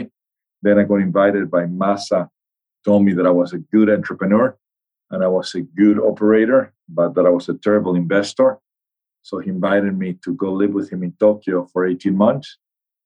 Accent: La Paz, Bolivia; moved away as an adult; now in United States; I'm from Bolivia. I went to high school in Bolivia, and then I came to the US to study

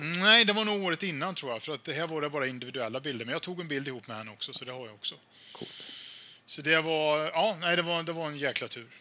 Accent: Falköping, Västra Götaland, Sweden; i min hemstad Falköping

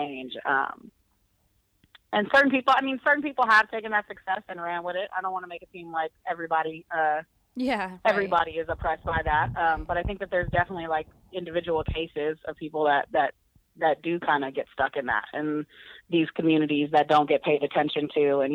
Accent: Bay Area, California, United States; growing up in the Bay Area

